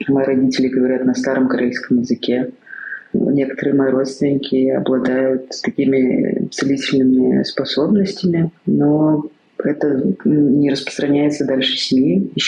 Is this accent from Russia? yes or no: yes; Tver Oblast, Russia; я родилась в Тверской области, в семье Тверских Карел. Мой папа и моя мама ну, карелы.